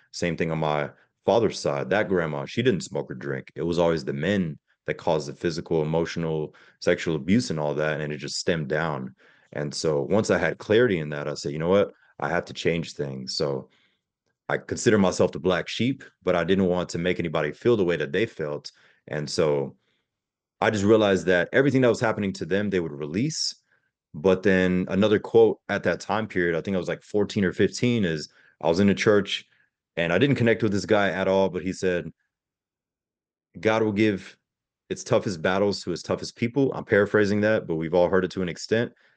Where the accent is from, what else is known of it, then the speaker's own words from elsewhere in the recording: Pensacola, Florida, United States; also born or lived in Germany; I grew up in Pensacola, Florida